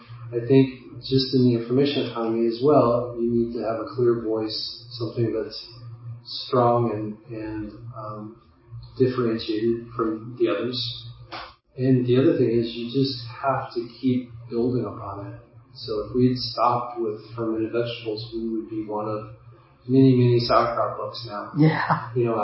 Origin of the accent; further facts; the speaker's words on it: Midwest, United States; I grew up in the Midwest